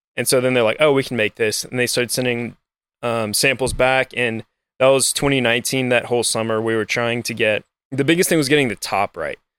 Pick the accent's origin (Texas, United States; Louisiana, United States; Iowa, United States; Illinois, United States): Louisiana, United States; Lafayette; also born or lived in New Orleans, Louisiana; I grew up in Lafayette, Louisiana